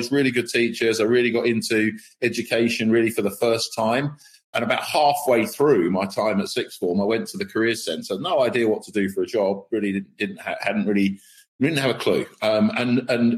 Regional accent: Milton Keynes, South East England, United Kingdom; I grew up in Milton Keynes

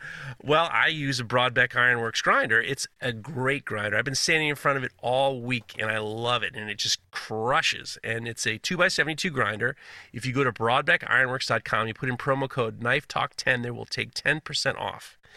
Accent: United States; as an American

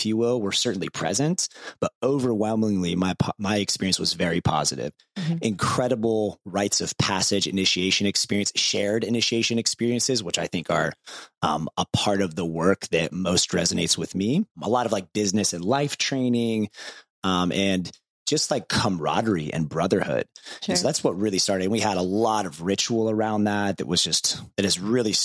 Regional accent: Ohio, United States; when I was growing up in Ohio

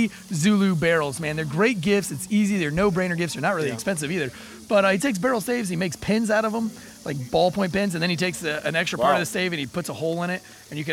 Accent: Florida, United States; I was raised a Gator fan because I'm from Florida

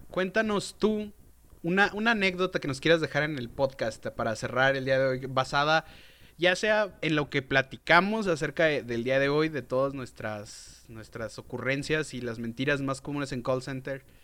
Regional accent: Chihuahua, Mexico; Y le dije, yo soy de Chihuahua, lugar en donde pues nosotros residimos.

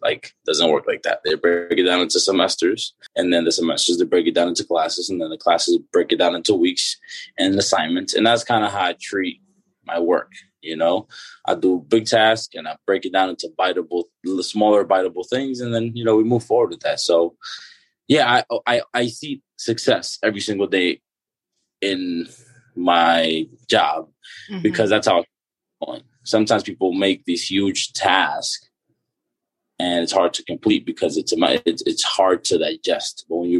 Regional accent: Dominican Republic; born there; I was born in the Dominican Republic and, you know, I saw what that was like and the disparities

